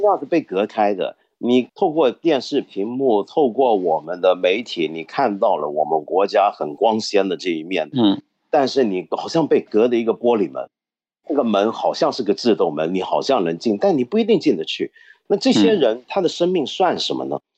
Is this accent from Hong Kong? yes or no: yes; Hong Kong; 我作为一个香港人